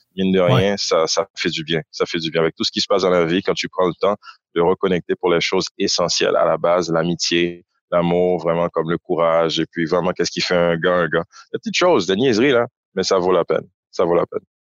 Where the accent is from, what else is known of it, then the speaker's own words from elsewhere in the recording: Port-au-Prince, Ouest, Haiti; moved away as an adult; also born or lived in Ottawa, Canada; now in Montreal, Canada; Je suis né à Ottawa, mais effectivement, j'ai grandi à Port-au-Prince